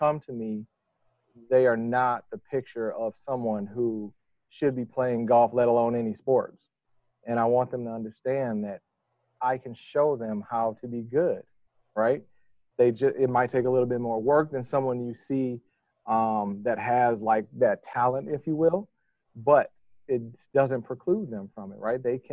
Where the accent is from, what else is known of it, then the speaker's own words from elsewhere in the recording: Detroit, Michigan, United States; moved away; I'm from Detroit, Michigan. Grew up in the heart of Detroit, essentially, or at least close